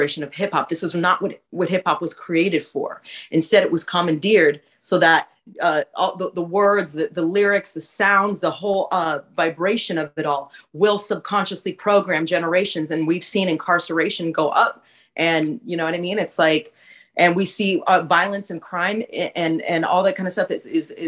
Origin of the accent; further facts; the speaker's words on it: West Coast, United States; I'm from the West Coast